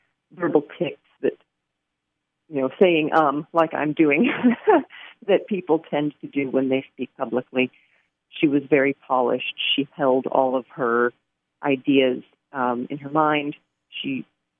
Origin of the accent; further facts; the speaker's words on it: Pacific Northwest, United States; I have grown up in the Pacific Northwest, and don't use an umbrella when I go out in the rain.